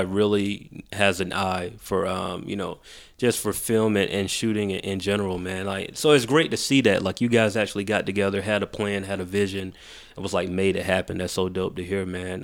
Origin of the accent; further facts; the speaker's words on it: Macon, Georgia, United States; also born or lived in Atlanta; I was raised in Macon